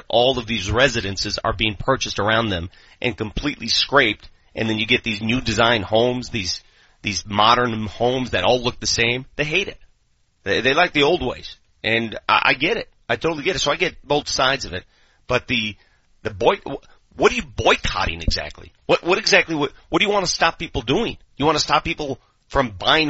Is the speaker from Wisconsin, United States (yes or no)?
no; Denver, Colorado, United States; I grew up in North Denver